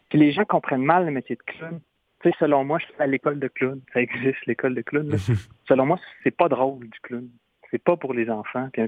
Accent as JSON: {"language": "French", "town": "Trois-Rivières", "region": "Quebec", "country": "Canada", "said": "chez nous au Québec je viens de Trois-Rivières au Québec"}